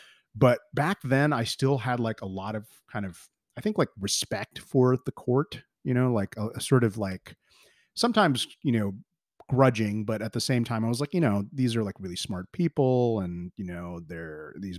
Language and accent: English; United States; I've just basically imbibed a lot of like the subtle propaganda, like growing up in America